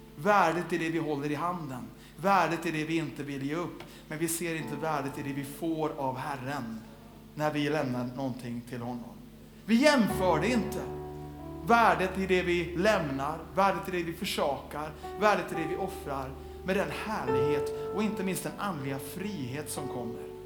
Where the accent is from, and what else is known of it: Sweden